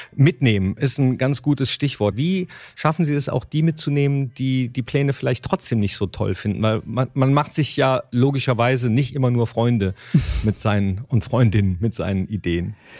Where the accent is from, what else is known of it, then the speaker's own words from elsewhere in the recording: Mönchengladbach, North Rhine-Westphalia, Germany; in meiner Heimatstadt Mönchengladbach